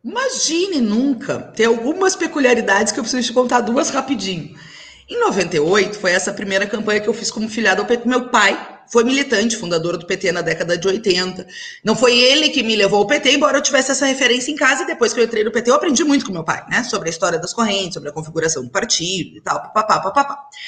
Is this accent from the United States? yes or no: no; Alegrete, Rio Grande do Sul, Brazil; Eu cresci em Alegrete, que é a cidade do meu pai